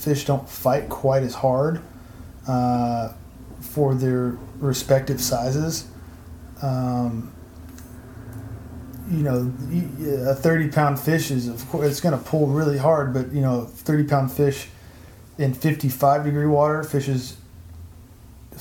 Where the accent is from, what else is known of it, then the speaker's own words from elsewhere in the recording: Texas, United States; I grew up in Texas